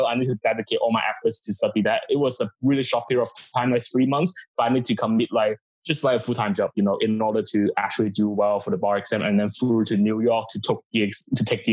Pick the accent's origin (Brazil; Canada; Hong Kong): Hong Kong; moved away as an adult; also born or lived in Guangdong, China / Cambridge; I moved to Hong Kong with my family